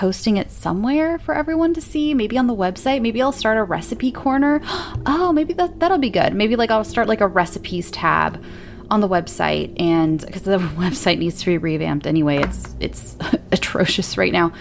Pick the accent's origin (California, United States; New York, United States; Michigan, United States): California, United States; El Centro; now in Arizona, United States; I was born in El Centro, California, just like Cher